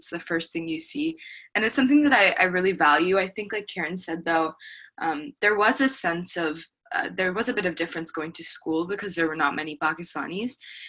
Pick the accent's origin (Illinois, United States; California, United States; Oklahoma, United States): Oklahoma, United States; moved away as an adult; I'm from Oklahoma, so there was about 800 people in my graduating class